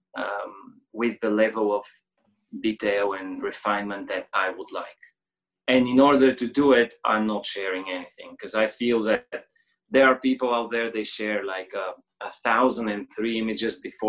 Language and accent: English; Bulgaria; I'm like from Bulgaria.